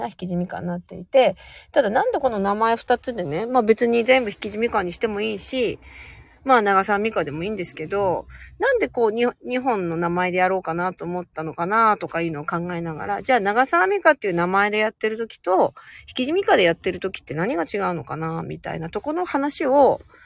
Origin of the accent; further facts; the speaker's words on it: Sapporo, Hokkaido, Japan; moved away; 実家が北海道なんですけど、北海道の札幌市というところで生まれ育っていて